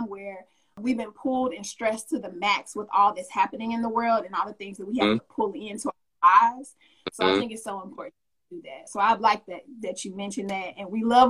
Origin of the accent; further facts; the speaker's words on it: Arkansas, United States; moved away; I'm from Arkansas originally